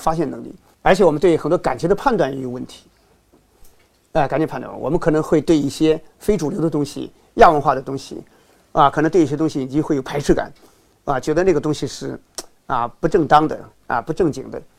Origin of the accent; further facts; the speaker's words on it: China; 从我们中国人来说，我们是个道德社会，我们总是想政治正确、道德正确，方方面面都正确。